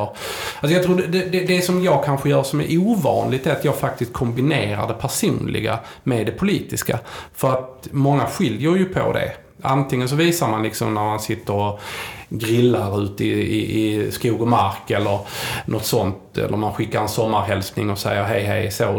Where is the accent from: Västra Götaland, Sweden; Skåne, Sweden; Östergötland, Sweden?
Skåne, Sweden; Helsingborg; jag är från Helsingborg